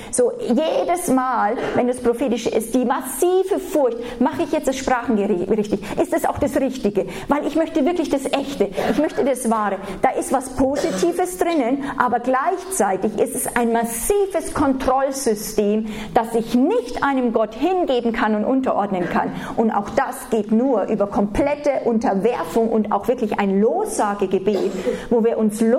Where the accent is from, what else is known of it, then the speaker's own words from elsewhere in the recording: Germany; Wenn wir als Deutsche, und da sind wir, also jeder von uns ist davon verseucht